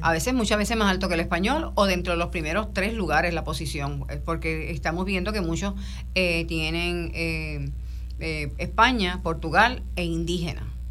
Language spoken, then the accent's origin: Spanish; Puerto Rico; muchos de los puertorriqueños